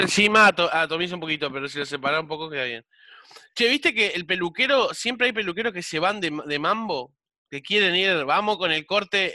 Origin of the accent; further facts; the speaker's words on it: Montevideo, Uruguay; vivía cerca del Parque Central. Y mi viejo me llevaba a la peluquería del Parque Central